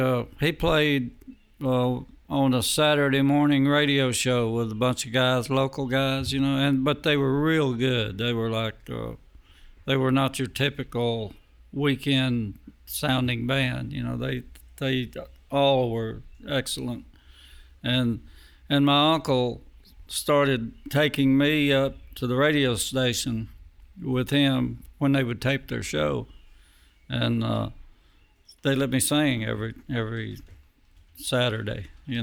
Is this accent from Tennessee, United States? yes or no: yes; Lexington, Tennessee, United States; I'm from Lexington, Tennessee, which is 20 miles east of Jackson.